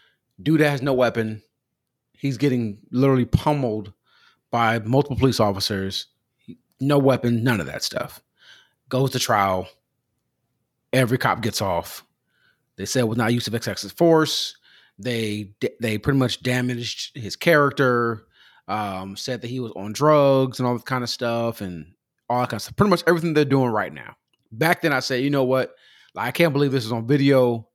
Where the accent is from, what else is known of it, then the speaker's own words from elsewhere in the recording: Southern California, United States; I grew up in Southern California.